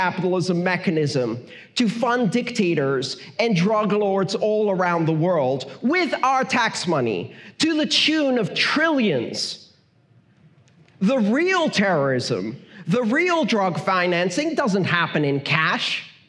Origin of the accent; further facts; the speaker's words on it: Iran; born there; English is a second language; I was born in Iran. I didn't choose that.